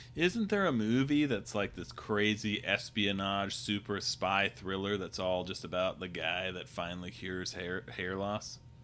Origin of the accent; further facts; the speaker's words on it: Kirkland, Washington, United States; I'm from Kirkland